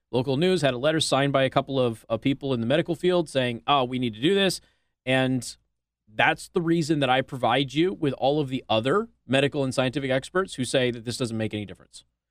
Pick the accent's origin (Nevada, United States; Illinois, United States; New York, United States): Nevada, United States; Las Vegas; now in Indiana, United States; my friends in my hometown in Las Vegas